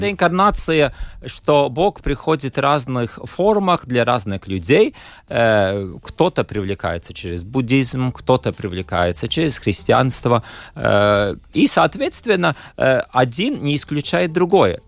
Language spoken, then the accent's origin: Russian; Latgale, Latvia; С детства я был из Латгалии